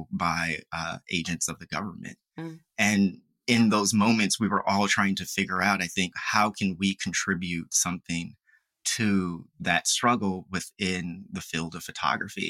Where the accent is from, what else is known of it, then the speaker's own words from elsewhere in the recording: Philadelphia, Pennsylvania, United States; moved away as an adult; also born or lived in Farmville, Virginia; was from Philadelphia, where I was from